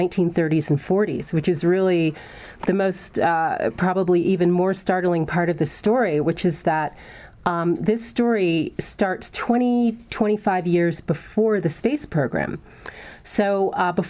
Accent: Hampton, Virginia, United States; I grew up in Hampton, Virginia

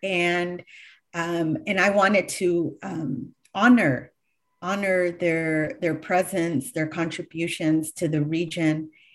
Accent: Galt, California, United States; I grew up in Galt, uh, which is the southernmost part of Sacramento C-, county

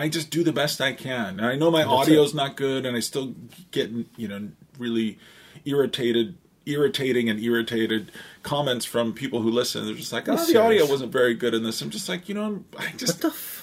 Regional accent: Syracuse, New York, United States; moved away as an adult; now in Toronto, Canada; I grew up in upstate New York

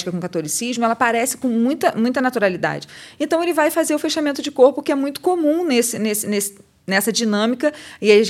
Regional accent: Nova Iguaçu, Rio de Janeiro, Brazil; Eu sou de Nova Iguaçu, ordenada pastora em Nova Iguaçu, na Baixada Fluminense.

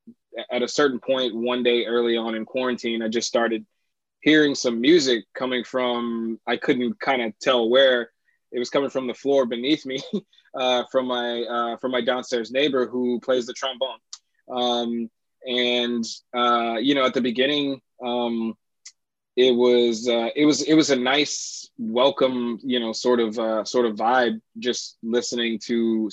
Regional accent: Baton Rouge, Louisiana, United States; also born or lived in Lafayette, Louisiana; I'm originally from Baton Rouge, Louisiana. I was born in Lafayette and moved to Baton Rouge with our family at a young age

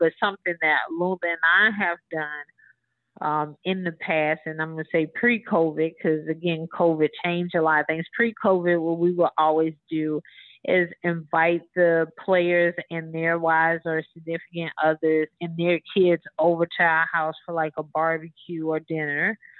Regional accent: Marrero, Louisiana, United States; So, of course, you know, I said I'm from Marrero, New Orleans.

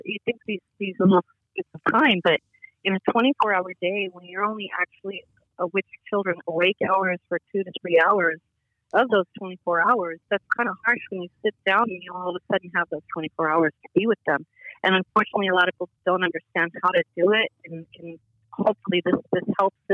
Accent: Los Angeles, California, United States; I grew up in Hollywood

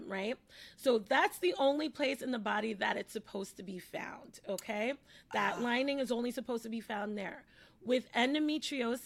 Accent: New York City, New York, United States; I'm from the Bronx, I work in the Bronx

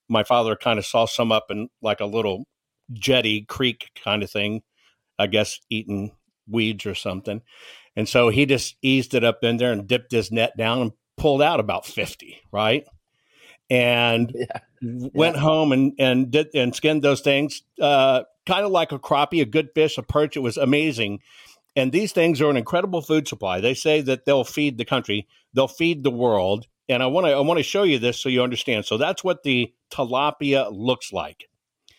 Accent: San Antonio, Texas, United States; When I was a kid growing up in San Antonio, Texas, in the 70s

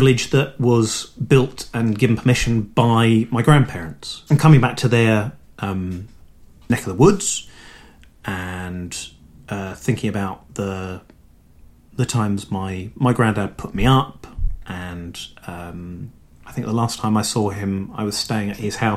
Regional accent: London, United Kingdom; I was born in London. I grew up in around Kilburn

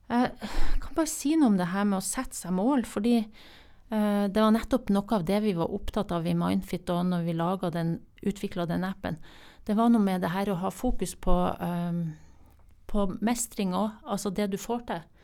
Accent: Northern Norway, Norway; Jeg er fra Nord-Norge, og det er ikke du?

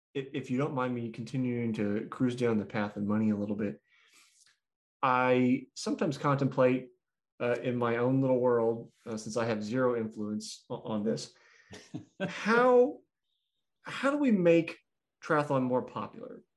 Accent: United States; also born or lived in Kansas City; as an American

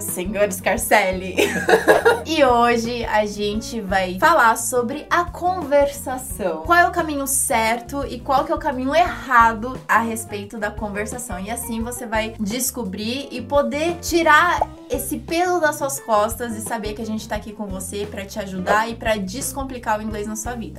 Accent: Brazil; sono brasiliana

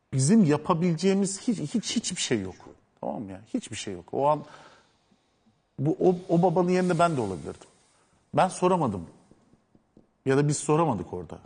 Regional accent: Adana, Turkey; moved away; Ben o toprakların çocuğuyum. Ben Adanalıyım.

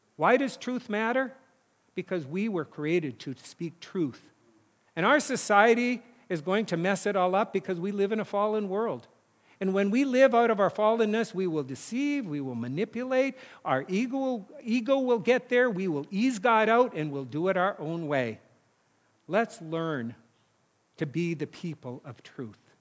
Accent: North Dakota, United States; moved away; my hometown now has paved roads. It's weird 'cause it was all dirt roads when I grew up

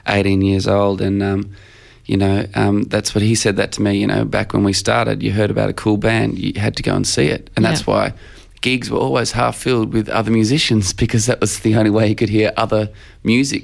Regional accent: Australia; I describe myself as an Australian songwriter

